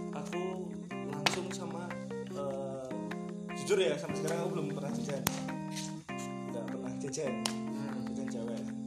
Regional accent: Java, Indonesia; accent: Javanese (medok); Kan kalau logat gue Jawa banget gitu kan medok banget kan ah. jadi kan mereka nggak naruh curiga yeah.

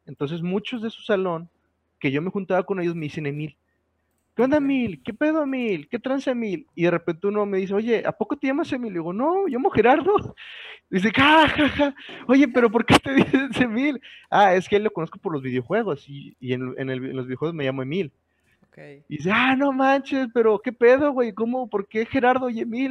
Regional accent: San Nicolás de los Garza, Nuevo León, Mexico; yo iba en ese momento en la secundaria técnica 55, allá por las puentes, en San Nicolás, aquí en Nuevo León

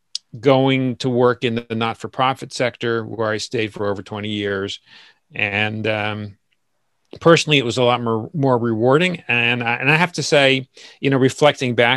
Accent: Asbury Park, New Jersey, United States; now in New York City, United States; Born and raised in Asbury Park, New Jersey

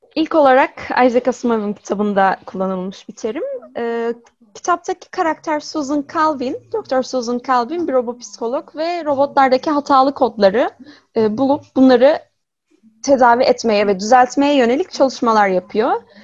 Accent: İzmir, Turkey; 95 yılında İzmir'de doğdum

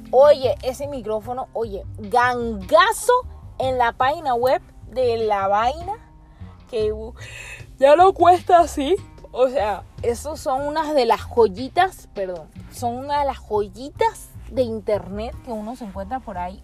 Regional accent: Panama; nosotros como panameños

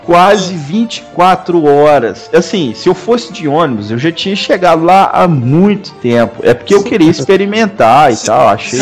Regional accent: Minas Gerais, Brazil; eu sou mineiro, falo trem toda hora

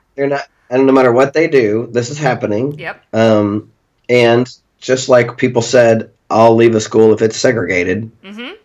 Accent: Pittsburg, Kansas, United States; moved away; my hometown, mm-hmm. you know, where people know me, and I grew up there

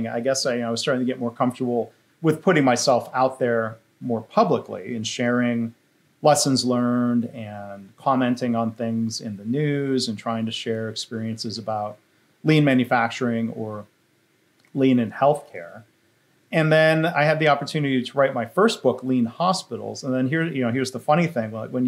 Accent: Livonia, Michigan, United States; moved away; also born or lived in Chicago, Illinois / Massachusetts; I started my career in my hometown of Livonia, Michigan, at General Motors

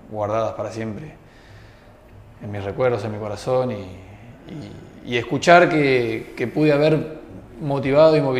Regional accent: Argentina; Eh, somos argentinos, somos

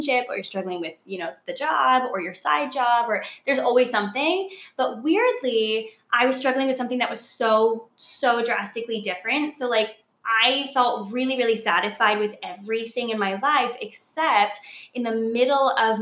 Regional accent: Los Angeles, California, United States; moved away as an adult; also born or lived in Seattle / Portland; now in New York City, United States; I was born and raised in Los Angeles. I lived there until I was like, I mean, technically I would say 20 or 21.

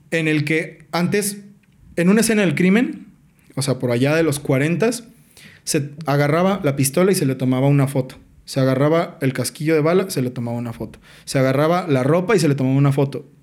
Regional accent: Mexico; Así de atrasados estamos como sociedad mexicana

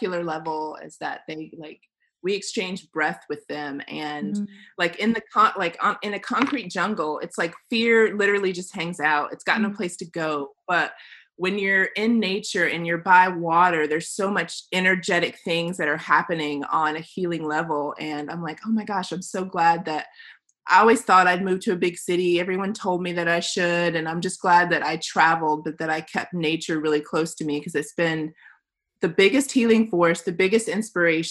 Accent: Tennessee, United States; I grew up here. I'm back in my hometown

